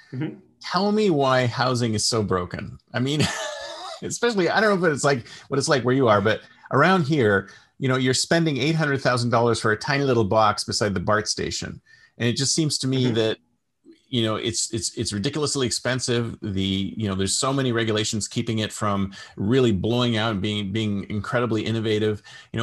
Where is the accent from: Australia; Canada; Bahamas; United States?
Canada; Toronto, Ontario; Why I'm from Toronto. I totally feel you, because I used to live in Toronto.